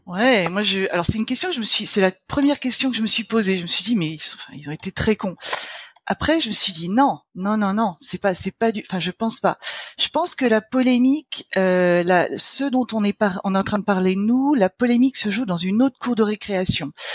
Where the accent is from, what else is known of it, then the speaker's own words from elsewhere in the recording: Lorraine, Grand Est, France; now in Alsace, France; je suis Lorraine, mais euh, je vis en Alsace.